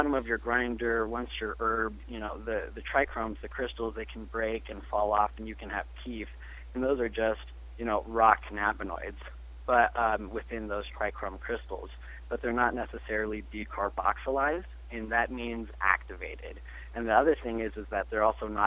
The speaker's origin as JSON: {"language": "English", "town": "Denver", "region": "Colorado", "country": "United States", "tie": "born or raised there", "said": "I'm born and raised in Denver, Colorado"}